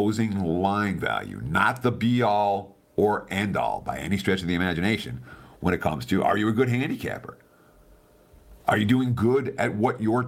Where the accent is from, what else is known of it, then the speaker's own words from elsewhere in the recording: New York, United States; moved away as an adult; also born or lived in Michigan; I grew up in New York